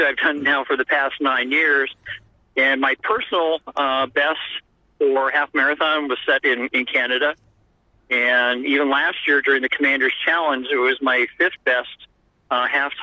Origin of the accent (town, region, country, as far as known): Colorado Springs, Colorado, United States; born or raised there; now in Omaha, United States